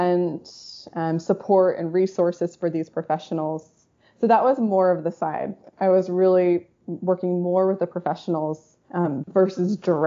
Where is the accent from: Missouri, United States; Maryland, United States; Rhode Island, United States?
Rhode Island, United States; now in Seattle, United States; I predominantly grew up in Rhode Island, but my parents are from the West Coast, from California and Oregon